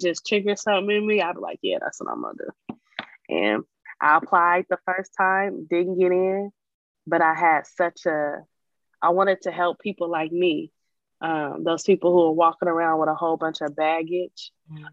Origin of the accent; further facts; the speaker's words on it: Portland, Oregon, United States; I was born and raised in Portland, Oregon